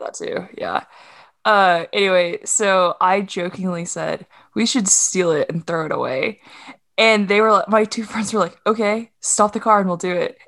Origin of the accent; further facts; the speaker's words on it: Duncan, Oklahoma, United States; my hometown of Duncan, Oklahoma